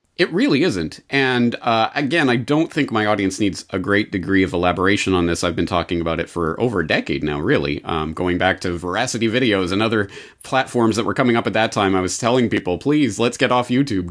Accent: Canada; now in Japan; a Canadian living in Japan. When will I ever see my family in Canada again

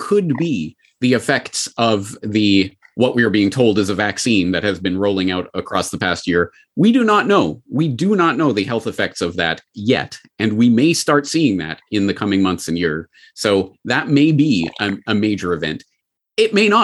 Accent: Calgary, Alberta, Canada; my hometown of Calgary

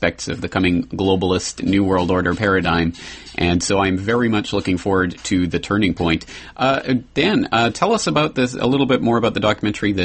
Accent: Canada; as a Canadian

